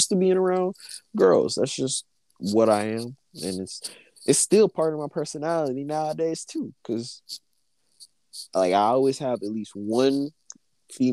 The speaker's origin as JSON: {"language": "English", "town": "Memphis", "region": "Tennessee", "country": "United States", "tie": "born or raised there", "said": "we grew up in Memphis, so we was around nothing but black people."}